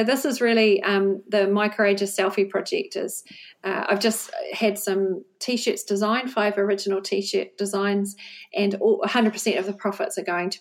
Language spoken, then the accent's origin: English; Wellington, New Zealand; moved away as an adult; now in Bristol, United Kingdom; we're from Wellington in New Zealand